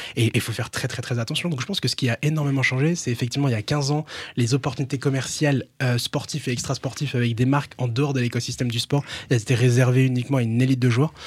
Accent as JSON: {"language": "French", "town": "Reims", "region": "Grand Est", "country": "France", "tie": "born or raised there", "said": "j'ai grandi à Reims, j'ai grandi dans un quartier à Reims"}